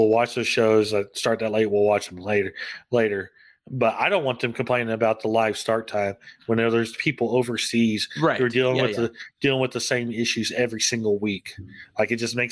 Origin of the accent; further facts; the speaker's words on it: United States; I'm American